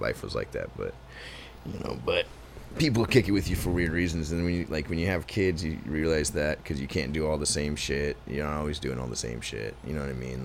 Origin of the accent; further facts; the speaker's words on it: Portland, Oregon, United States; I was born here